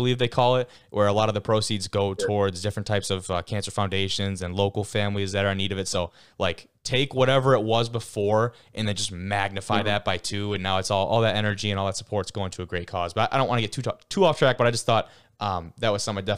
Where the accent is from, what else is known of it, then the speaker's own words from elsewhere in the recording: Lake Orion, Michigan, United States; I'm from Lake Orion